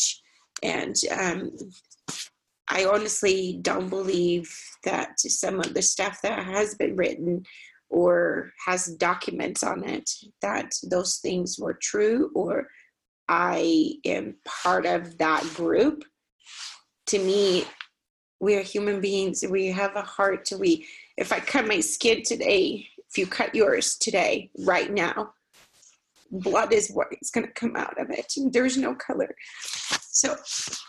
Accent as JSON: {"language": "English", "country": "Brazil", "tie": "born or raised there", "moved": "yes", "lives_now": "Utah, United States", "said": "Growing up in Brazil"}